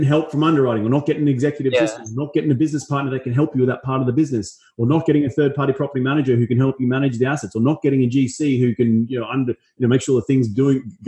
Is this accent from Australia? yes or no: yes; Australia; also born or lived in Los Angeles; now in United States; I'm from Australia, go back there 2 or 3 times a year